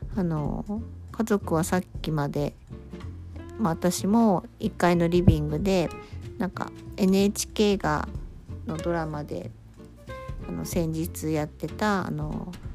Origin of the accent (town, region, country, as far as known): Kyushu, Japan